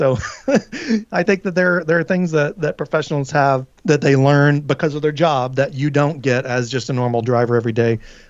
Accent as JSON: {"language": "English", "region": "Tennessee", "country": "United States", "tie": "born or raised there", "said": "I do love Nashville. It's in my home state of Tennessee."}